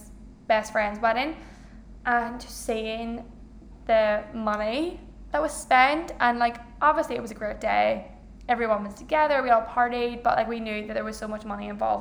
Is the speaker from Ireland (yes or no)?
yes; Ireland; I'm Irish, I have a big family